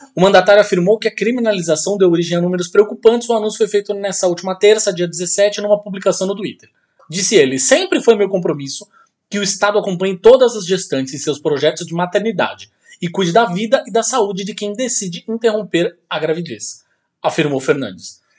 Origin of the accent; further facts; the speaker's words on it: Santos, São Paulo, Brazil; de Santos, minha terra natal